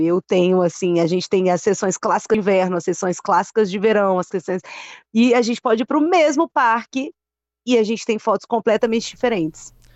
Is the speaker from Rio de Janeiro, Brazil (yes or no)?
no; Vila Velha, Espírito Santo, Brazil; moved away as an adult; also born or lived in Vitória / São Paulo; now in Montreal, Canada; como nós capixabas, eu acho que somos também